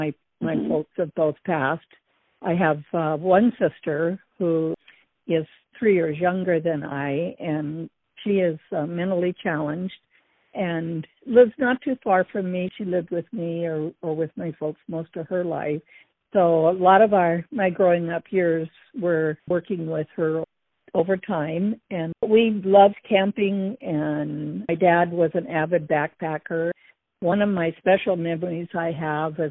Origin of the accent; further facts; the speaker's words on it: Burbank, California, United States; moved away as an adult; also born or lived in Denver, Colorado / Santa Ana, California / Norco, California / northern Idaho; now in Idaho, United States; we both grew up in Southern California